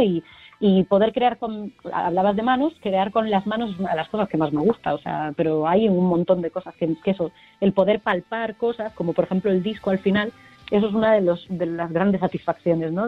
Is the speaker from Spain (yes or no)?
yes; A Coruña, Galicia, Spain; somos Coruña